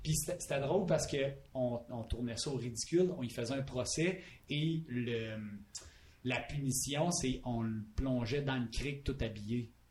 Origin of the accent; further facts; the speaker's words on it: Palmarolle, Quebec, Canada; je viens de Palmarol